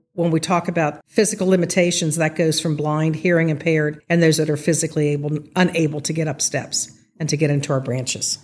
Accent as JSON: {"language": "English", "town": "Rossmoyne", "region": "Ohio", "country": "United States", "tie": "born or raised there", "said": "growing up in Ross Moyne, which is a little known term these days, it's part of Sycamore Township"}